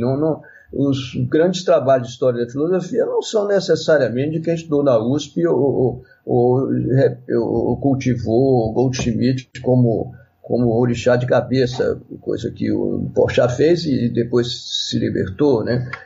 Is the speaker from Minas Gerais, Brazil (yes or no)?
yes; Minas Gerais, Brazil; sou mineiro e pisciano